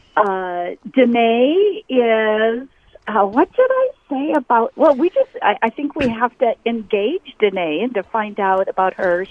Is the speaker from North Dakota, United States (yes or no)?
yes; North Dakota, United States; moved away as an adult; also born or lived in Sioux Falls, South Dakota; I left North Dakota, went to university, went to a private Christian